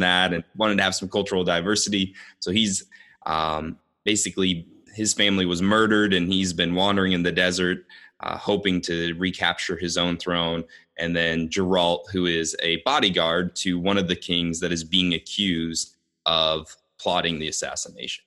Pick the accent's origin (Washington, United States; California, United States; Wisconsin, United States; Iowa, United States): Iowa, United States; Des Moines; I am from Des Moines, Iowa